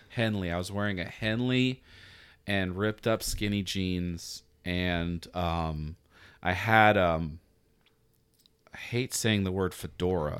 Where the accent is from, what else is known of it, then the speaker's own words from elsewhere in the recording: Atlanta, Georgia, United States; now in Virginia Beach, United States; I'm from Atlanta, Georgia, man, and I'm sitting here working at a beach coffee shop